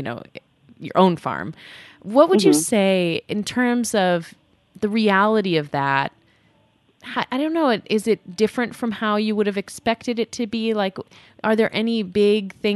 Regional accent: New York City, New York, United States; I grew up in New York City primarily

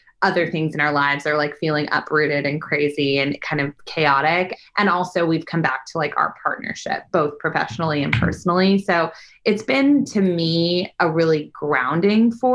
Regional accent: Bay Area, California, United States; moved away as an adult; now in Los Angeles, United States

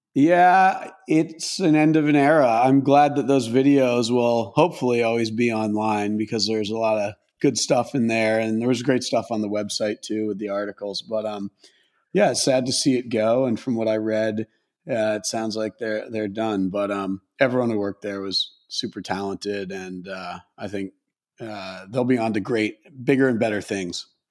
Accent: Maine, United States; moved away; I grew up in Maine, and like pretty pretty rural suburb, if you could even call it that, in Maine

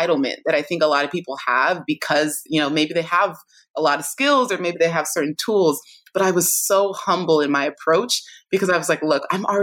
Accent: California, United States; both my parents are Nigerian, born and raised in Nigeria, had me in California

